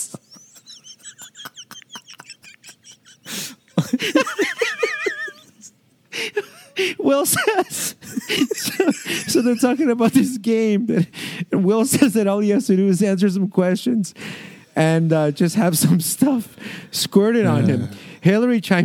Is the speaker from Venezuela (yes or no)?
no; Canada